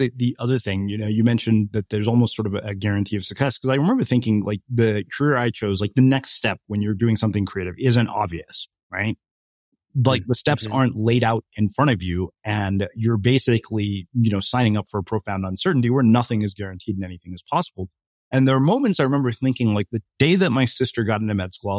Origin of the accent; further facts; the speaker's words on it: India; I'm Indian, so probably more than I want to.